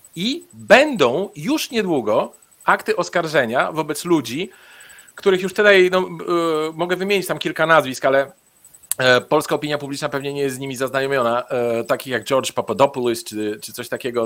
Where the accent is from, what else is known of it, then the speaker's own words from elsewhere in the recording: Bulgaria; moved away; ja w Bułgarii się urodziłem, tam spędzałem dzieciństwo